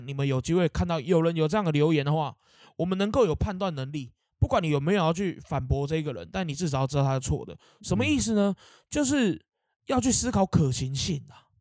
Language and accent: Chinese; Keelung, Taiwan; 我们基隆这边有拜一个神明叫西秦王爷